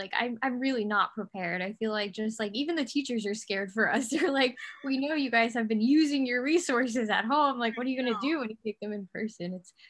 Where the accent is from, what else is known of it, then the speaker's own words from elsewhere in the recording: Parkland, Florida, United States; I'm a junior in high school from Parkland, Florida.